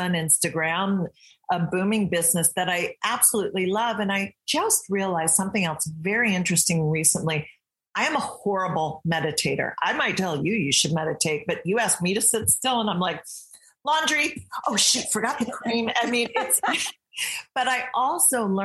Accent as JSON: {"language": "English", "region": "Michigan", "country": "United States", "tie": "born or raised there", "also_born_or_lived": "England", "moved": "as an adult", "lives_now": "California, United States", "said": "I grew up in Michigan."}